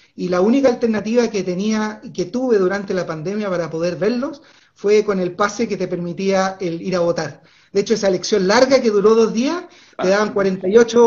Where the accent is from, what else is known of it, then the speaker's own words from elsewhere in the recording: Aysén, Chile; moved away as an adult; llegué a la región de Aysén cuando tenía 12 años. Eh, mi papá era funcionario público, nos vinimos a, vivir acá como familia